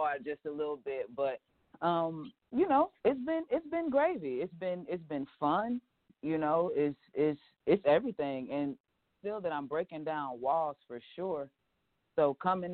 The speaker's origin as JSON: {"language": "English", "town": "Atlanta", "region": "Georgia", "country": "United States", "said": "I'm from Atlanta"}